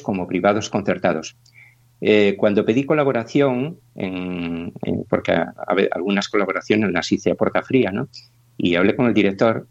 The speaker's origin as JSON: {"language": "Spanish", "region": "Cantabria", "country": "Spain", "moved": "as an adult", "lives_now": "Galicia, Spain", "said": "yo soy de Cantabria, pues llevo aquí ya más de 30 años"}